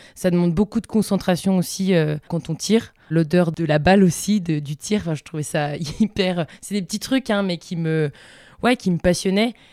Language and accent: French; Vosges, Grand Est, France; now in Bozel, France; je suis originaire des Vosges et j'habite maintenant depuis quelques années euh, à Bozelle.